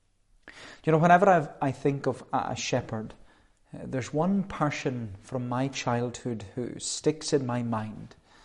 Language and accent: English; Melbourne, Victoria, Australia; when I was growing up in Melbourne, there was one woman in particular, and she loved her sheep.